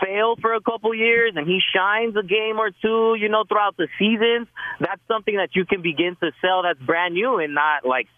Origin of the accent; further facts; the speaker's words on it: El Paso, Texas, United States; now in Los Angeles, United States; But, you know, that's my hometown.